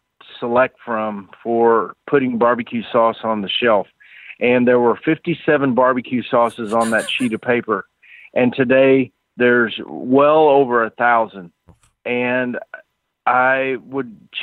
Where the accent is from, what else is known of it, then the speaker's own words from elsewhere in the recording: Houston, Texas, United States; moved away as an adult; now in Ponca City, United States; I grew up in Texas, Houston, Texas